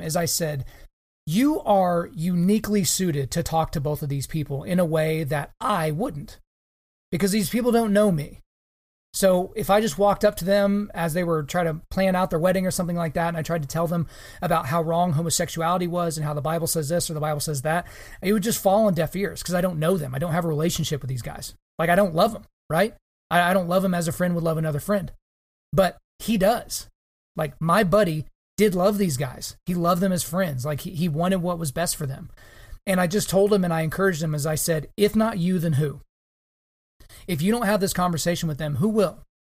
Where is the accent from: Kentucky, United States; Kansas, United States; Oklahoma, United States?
Oklahoma, United States; my home state of Oklahoma